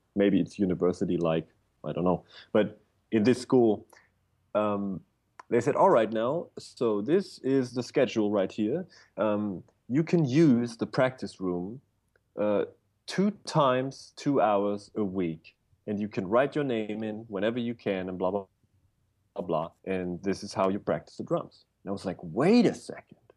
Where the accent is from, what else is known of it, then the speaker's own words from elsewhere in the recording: Bavaria, Germany; I was born in a little village in Bavaria, Germany.